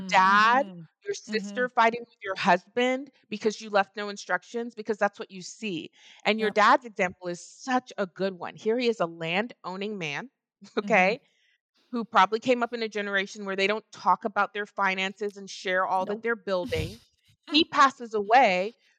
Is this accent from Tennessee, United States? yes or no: no; Texas, United States; And I am from Texas.